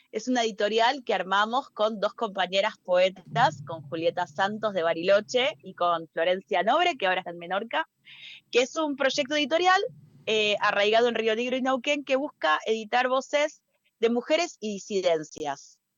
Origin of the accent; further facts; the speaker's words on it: Peru; yo recuerdo que tenía, hablaba como peruana, hablaba como peronita, era una peruanita de 4 o 5 años. Eh, y de un momento perdí el acento, perdí el cantito